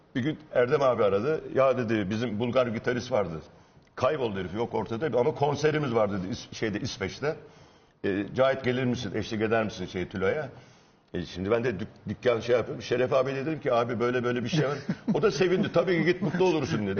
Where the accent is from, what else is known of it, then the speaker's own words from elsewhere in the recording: Isparta, Turkey; Ispartalıyım. Hı. Biraz Isparta ağzıyla